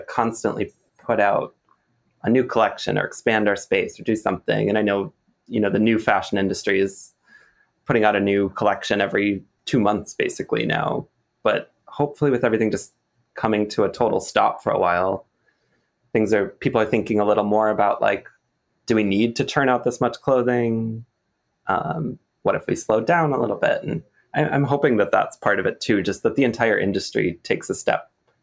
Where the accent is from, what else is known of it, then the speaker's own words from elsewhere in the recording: Wisconsin, United States; now in New York City, United States; where I grew up in Wisconsin